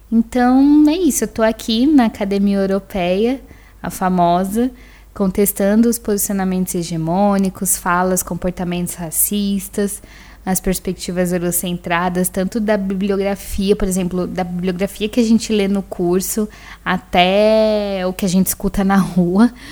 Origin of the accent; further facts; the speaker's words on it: São Paulo, Brazil; eh, tenho 27 anos, nasci e fui criada em São Paulo, no extremo sul, lá no Grajaú